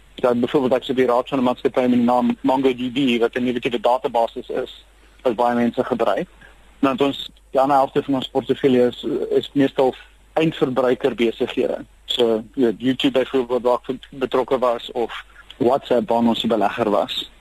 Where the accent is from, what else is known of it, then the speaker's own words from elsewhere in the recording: Cape Town, Western Cape, South Africa; first language Afrikaans; moved away as an adult; also born or lived in Pretoria; now in Silicon Valley, United States; ek uh, by die moederbond gebore is, net uh, so 'n kilometer of so van Hoftes af en omdat ek in Kaapstad groot geword